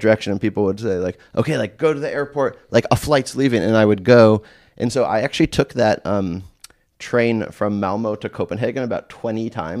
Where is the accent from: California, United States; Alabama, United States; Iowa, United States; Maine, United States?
California, United States; So, you know, I grew up in California in the 80s.